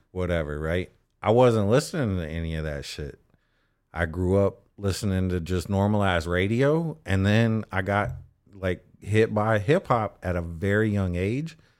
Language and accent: English; Austin, Texas, United States; growing up in Austin